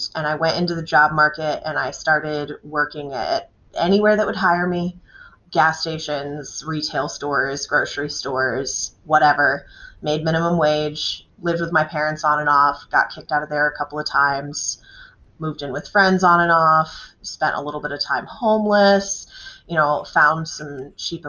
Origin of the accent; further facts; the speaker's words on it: Dryden, New York, United States; I grew up in Dryden, New York